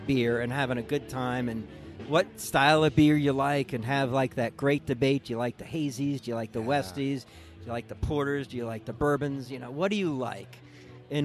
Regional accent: East Coast, United States; And I came from the East Coast, and, you know, you come here, it's a little different, right?

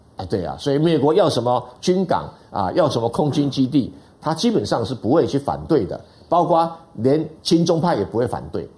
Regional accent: Taiwan; 这个历史我们台湾人比较不连不清楚

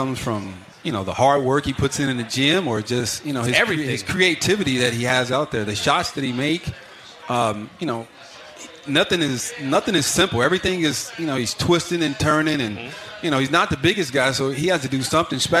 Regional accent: Gary, Indiana, United States; I grew up right outside Chicago in Gary, Indiana, so I was a huge Jordan fan

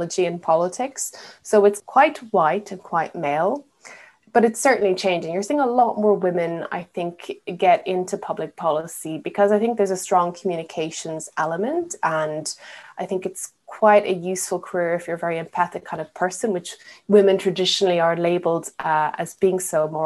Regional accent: Ireland; moved away as an adult; also born or lived in Asia / Middle East; now in United Kingdom; I'm not from the UK. I grew up in Ireland.

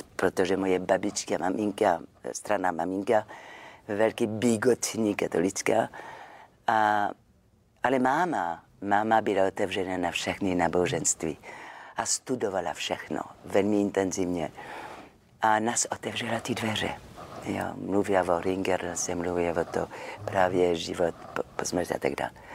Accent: Marseille, Provence-Alpes-Côte d'Azur, France; Czech is a second language; moved away as an adult; now in Czech Republic; já jsem jako z Marseille, tak my jsme takové temperamentní

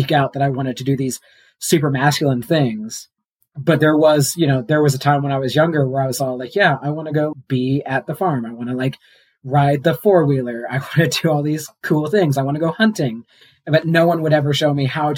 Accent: Missouri, United States; moved away as an adult; now in New Mexico, United States; I'm from Missouri. I moved to New Mexico

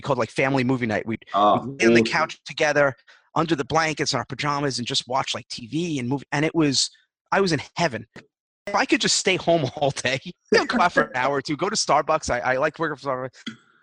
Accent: New York, United States; I'm a New Yorker

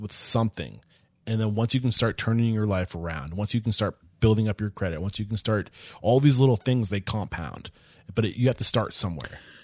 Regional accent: Northeast, United States; also born or lived in New Hampshire; growing up in the Northeast

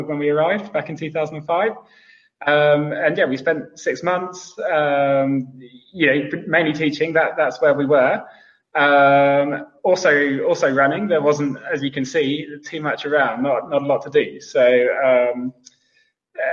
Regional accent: Lichfield, West Midlands, United Kingdom; moved away as an adult; now in Nairobi, Kenya; I'm from Lichfield

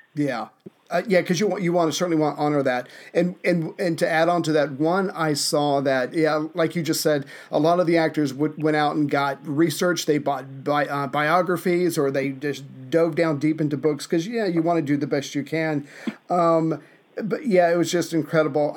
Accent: the American South, United States; as a Southerner, where manners are more important than anything, even the truth

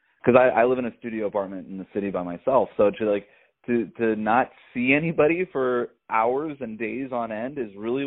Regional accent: South Florida, United States; where I grew up in South Florida

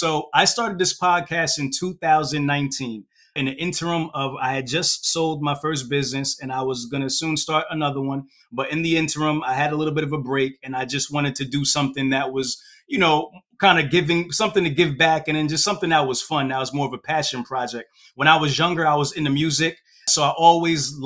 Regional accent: Hightstown, New Jersey, United States; also born or lived in Brooklyn, New York; So I was born in Brooklyn, New York, moved out of Brooklyn at a very young age, moved to New Jersey, kind of like a suburb type of mixed area, place called Hightstown, New Jersey, right? That's where I went to high school.

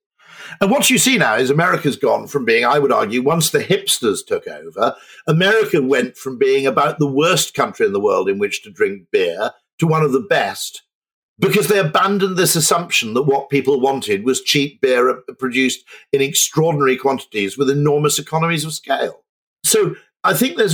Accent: United Kingdom; I'm not German, I'm a Brit

